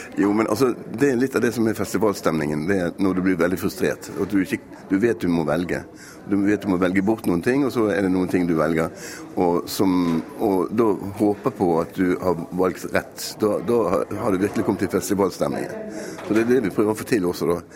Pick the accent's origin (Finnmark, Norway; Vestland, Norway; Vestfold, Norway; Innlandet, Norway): Vestland, Norway; Bergen; Vi er jo bergensere